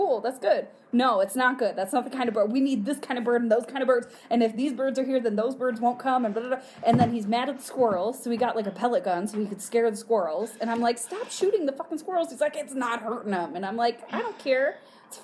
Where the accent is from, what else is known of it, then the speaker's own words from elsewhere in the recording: Michigan, United States; moved away; Not from the UP, I'm from the Mitten.